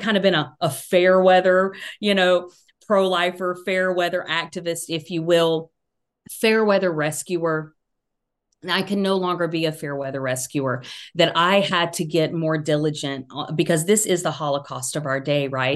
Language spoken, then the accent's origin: English; Georgia, United States; accent: Southern; now in North Carolina, United States; I grew up in Georgia, live in North Carolina now